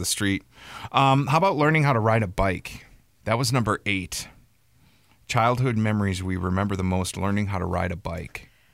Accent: Milwaukee, Wisconsin, United States; moved away; I grew up in Milwaukee, Wisconsin, or right outside in the country

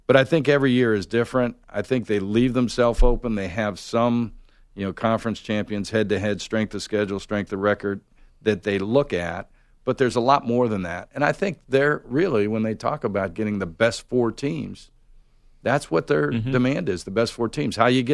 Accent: Pittsburgh, Pennsylvania, United States; now in Atlanta, United States; living in Atlanta, I grew up in Pittsburgh.

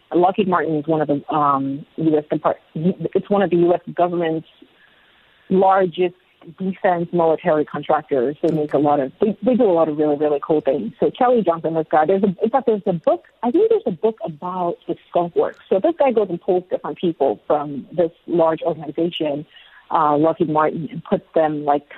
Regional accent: Nigeria; also born or lived in Lagos, Nigeria; now in United States; So we're Nigerian, we're very Nigerian, but we're also American.

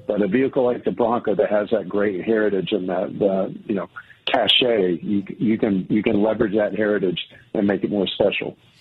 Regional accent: Georgia-Florida border, United States; now in Michigan, United States; back down in my neck of the woods, uh, uh, right at the Georgia-Florida border.

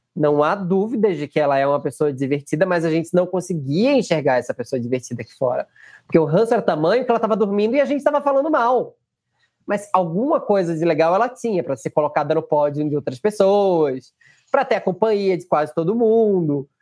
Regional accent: Northeast Region, Brazil; eu sou nordestino

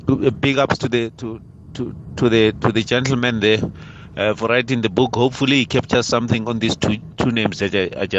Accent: Limpopo, South Africa; from Kortonga Matlala Thabakopolokwane in Limpopo.

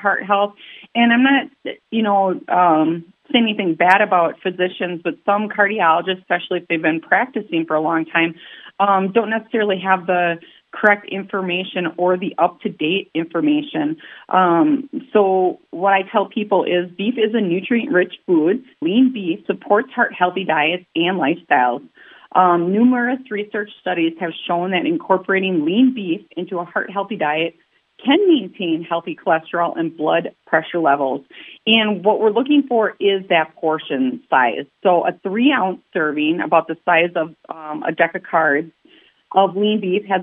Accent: Milwaukee, Wisconsin, United States; I'm a city kid. I'm from Milwaukee

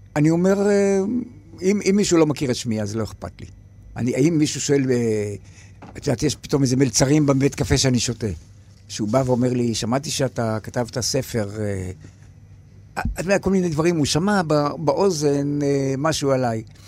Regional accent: Yagur, Haifa District, Israel; ביגור, כשהייתי ילד

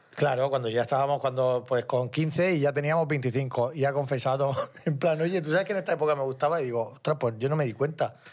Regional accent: Caravaca de la Cruz, Region of Murcia, Spain; de Caravaca de la Cruz

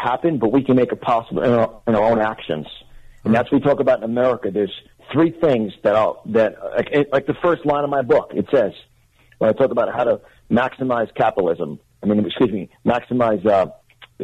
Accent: Westchester County, New York, United States; accent: New York; moved away as an adult; also born or lived in Manhattan, New York; now in Florida, United States; I'm born and raised in New York, Westchester County

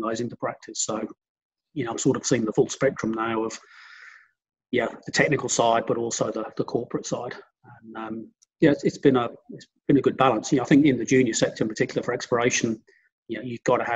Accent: Hampshire, South East England, United Kingdom; moved away as an adult; now in Australia; whilst I've been living in Australia for the last 30 years, I am actually English by background. So I grew up on the south coast in Hampshire.

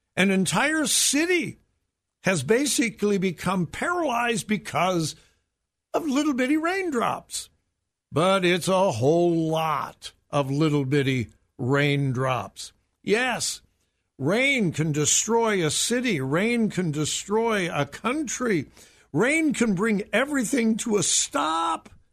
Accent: Southern California, United States; moved away as an adult; now in Ohio, United States; I grew up in Southern California, and I used to go up to the mountains and see a little bit of snow, but never lived in snow until my wife and I moved here to Ohio.

